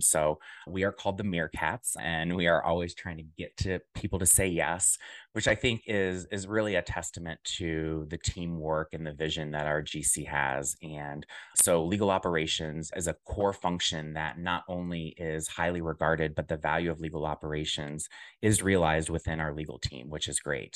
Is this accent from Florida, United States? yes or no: no; Centerville, Ohio, United States; moved away as an adult; also born or lived in Dayton, Ohio / Chicago; I am originally from Dayton, Ohio, a small southwestern town, more specifically, narrowing down to Centerville is where I grew up